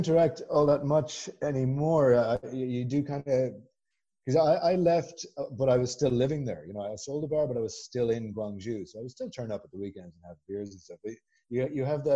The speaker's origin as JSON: {"language": "English", "town": "Galway", "region": "Connacht", "country": "Ireland", "also_born_or_lived": "Guangzhou", "moved": "as an adult", "said": "I'm from Galway. It's the little you'd probably, you know, call it a town"}